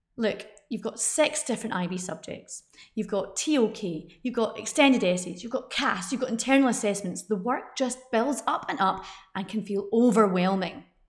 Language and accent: English; United Kingdom; I'm British